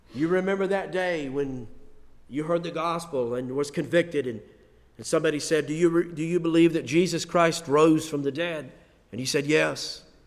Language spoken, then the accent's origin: English; United States; we are Americans